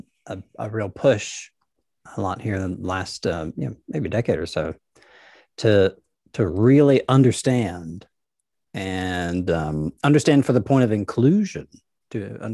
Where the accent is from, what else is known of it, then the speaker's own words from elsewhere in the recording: Nashville, Tennessee, United States; I grew up in Nashville